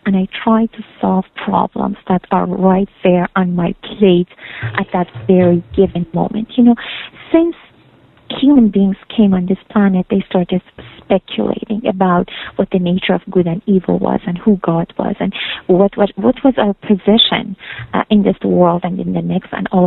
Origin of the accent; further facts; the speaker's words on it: Iran; now in Canada; I'm from Iran